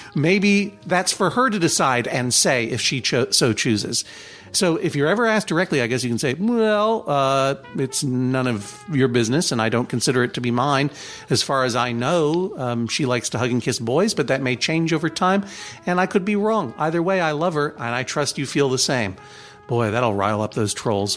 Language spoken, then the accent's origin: English; Brookline, Massachusetts, United States; my hometown of Brookline